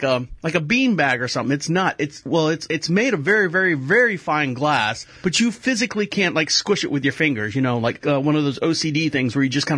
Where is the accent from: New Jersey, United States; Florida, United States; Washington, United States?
Florida, United States; I'm from Florida